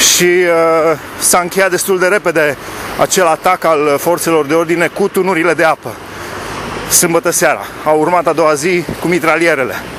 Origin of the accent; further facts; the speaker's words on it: Alba Iulia, Alba County, Romania; eu am crescut la Alba Iulia